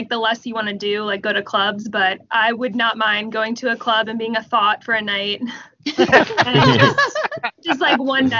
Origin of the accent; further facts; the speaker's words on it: Maryland, United States; now in Las Vegas, United States; Yes, we are from Maryland.